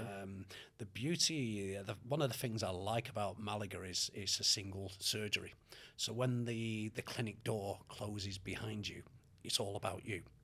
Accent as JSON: {"language": "English", "town": "Manchester", "region": "North West England", "country": "United Kingdom", "tie": "born or raised there", "also_born_or_lived": "Australia / Canada / Los Angeles", "moved": "as an adult", "said": "I was born in Manchester and. Uh, when we were uh, six months old, the family moved to Australia for four and a half years"}